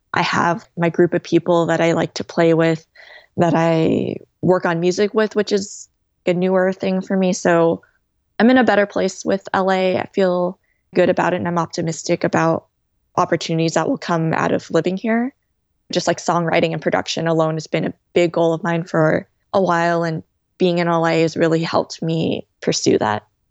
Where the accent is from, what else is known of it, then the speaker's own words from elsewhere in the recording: California, United States; moved away as an adult; now in New York, United States; I'm originally from California, had been a California girl, like, my whole life